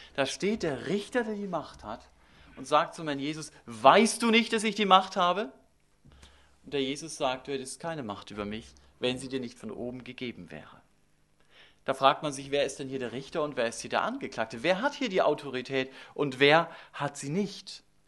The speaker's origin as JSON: {"language": "German", "country": "Germany", "said": "wir als Deutsche"}